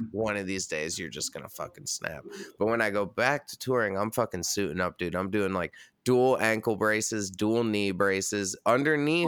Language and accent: English; Red Hook, New York, United States; now in Brooklyn, United States; I grew up a mile down the street